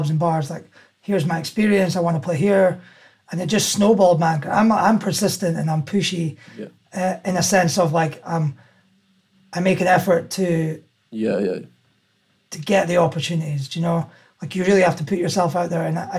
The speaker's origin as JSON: {"language": "English", "town": "Aberdeen", "region": "Scotland", "country": "United Kingdom", "tie": "born or raised there", "said": "I grew up in Aberdeen and I went to school there"}